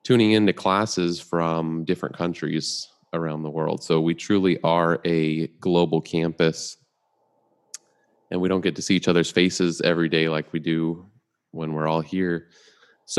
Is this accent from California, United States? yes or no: yes; Redlands, California, United States; And I'm from Redlands, like right next to you.